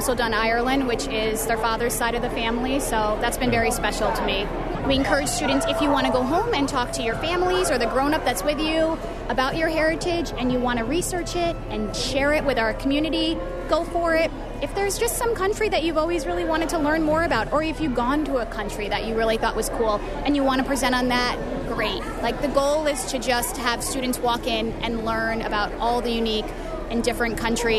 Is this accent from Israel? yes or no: no; Eritrea; now in Saranac Lake, United States; I was born in Eritrea